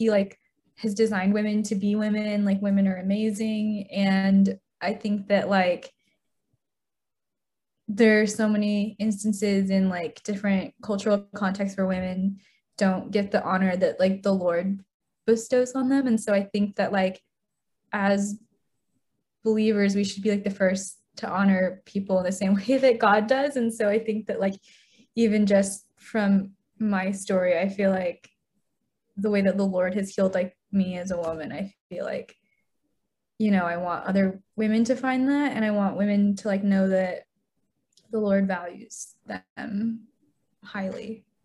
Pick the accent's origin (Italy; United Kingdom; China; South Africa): China; born there; so I was born in China in the 90s. And in that point in time, there was a one child policy.